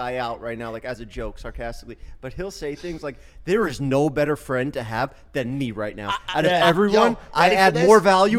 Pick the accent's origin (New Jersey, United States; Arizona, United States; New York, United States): New York, United States; New York City; You know, I'm from New York.